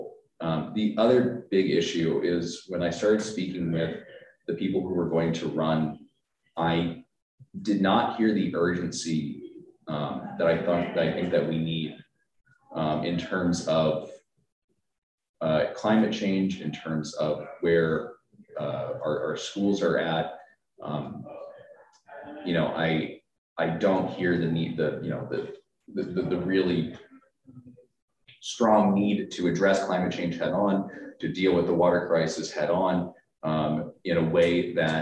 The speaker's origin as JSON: {"language": "English", "town": "Tucson", "region": "Arizona", "country": "United States", "tie": "born or raised there", "said": "I'm the only one born and raised in Tucson"}